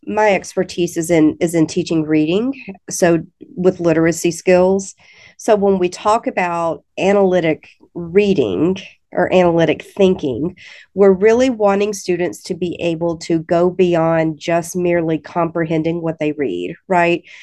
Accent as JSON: {"language": "English", "region": "Alabama", "country": "United States", "moved": "as an adult", "lives_now": "Missouri, United States", "said": "I'm originally from the state of Alabama, so you might be able to hear that a little bit"}